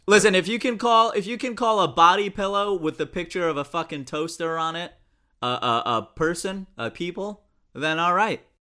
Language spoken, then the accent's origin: English; Pakistan; I'm Pakistani